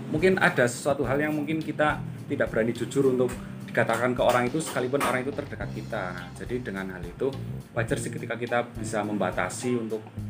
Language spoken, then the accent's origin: Indonesian; Purbalingga, Central Java, Indonesia; also born or lived in Semarang; saya uh, berasal dari Purbalingga. Saya aslinya Purbalingga